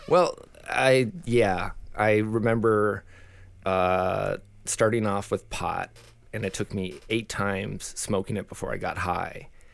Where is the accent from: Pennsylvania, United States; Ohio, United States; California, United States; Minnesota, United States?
Minnesota, United States; Saint Paul; born and raised in Saint Paul, Minnesota